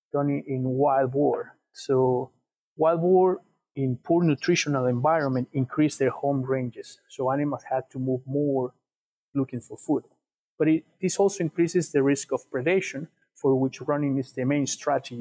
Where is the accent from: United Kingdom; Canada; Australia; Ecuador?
Ecuador; now in South Dakota, United States; I'm from Ecuador